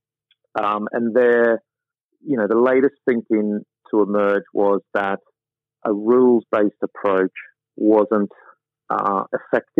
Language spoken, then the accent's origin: English; Sydney, New South Wales, Australia; moved away as an adult; also born or lived in London; I spent my entire life growing up in the Rockdale, Cogra, Brighton Leigh Sands area of Sydney